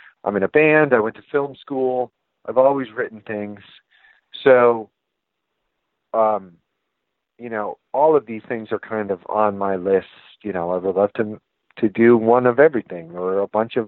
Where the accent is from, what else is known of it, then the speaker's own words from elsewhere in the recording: Boston, Massachusetts, United States; I'm from Boston